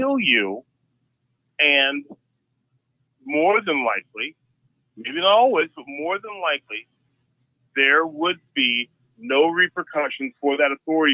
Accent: Ottumwa, Iowa, United States; born or raised there

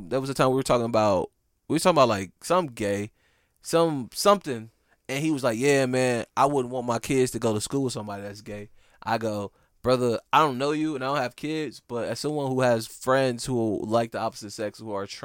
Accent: Midwest, United States; cuz I'm from the Midwest and it's different there.

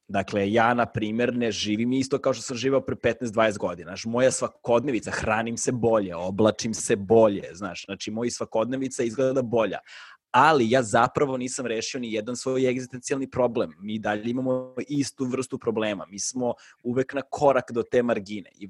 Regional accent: Belgrade, Serbia; ja nisam ono, napustio Beograd fazom do svoje 21. 22. Da. godine ovaj, i kao promenio sam ne znam koliko država Znači kao rođen sam u SFRJ, pa je posle bila SRJ

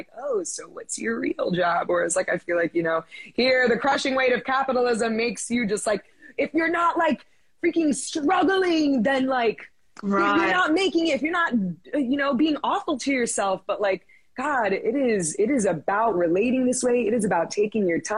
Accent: Miami, Florida, United States; I'm from Miami, where I was very fortunate to grow up with, you know, my friends and family looked just like me

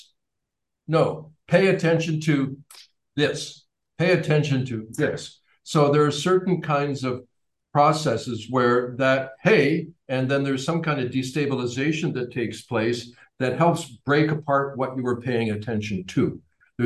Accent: Canada; I'm from Canada

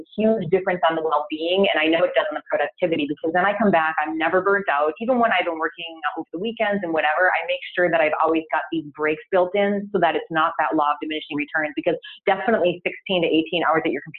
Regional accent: United States

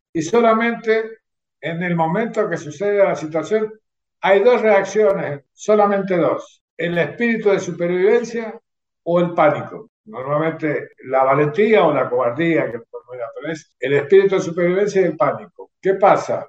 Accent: Mendoza, Argentina; also born or lived in Caucete, San Juan, Argentina; nací en Caucete, San Juan, en 1959 a los ocho años de estar viviendo en Caucete, eh, toda la familia se trasladó a Mendoza y bueno, desde esa fecha, bueno, sigo en Mendoza, soy un mendocino por adopción

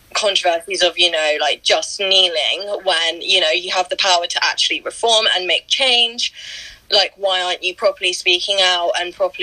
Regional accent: Brighton, South East England, United Kingdom; I'm going to a protest in Brighton on Saturday, which is where I'm from. Our protests haven't even started in my hometown

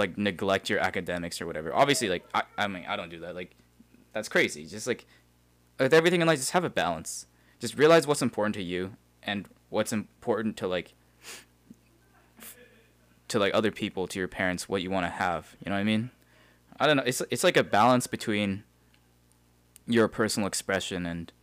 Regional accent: Calgary, Alberta, Canada; we're from Calgary, so a lot of people are like, yes, I want to do engineering, I want to work in oil and gas

